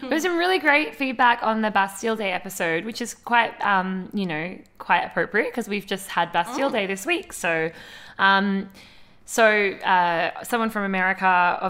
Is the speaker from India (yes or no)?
no; Australia; we're from Australia